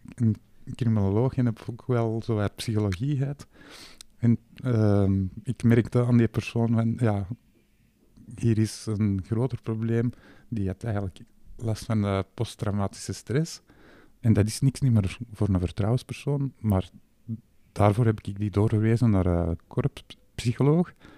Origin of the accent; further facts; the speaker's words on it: Flanders, Belgium; wij als Vlamingen